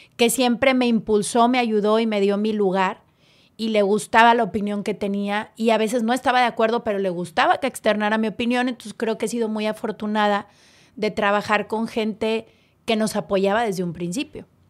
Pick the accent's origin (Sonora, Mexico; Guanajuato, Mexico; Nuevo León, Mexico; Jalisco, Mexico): Nuevo León, Mexico; Monterrey; Yo soy hecha en León y nací en Nuevo León